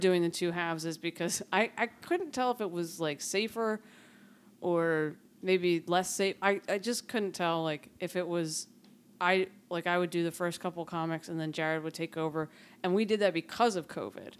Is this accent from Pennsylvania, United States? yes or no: yes; Philadelphia, Pennsylvania, United States; moved away as an adult; now in Lancaster, United States; I come from North Philly